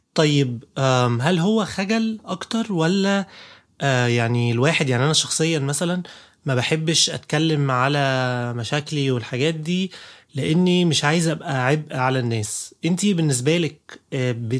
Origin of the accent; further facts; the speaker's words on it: Egypt; عندنا في مصر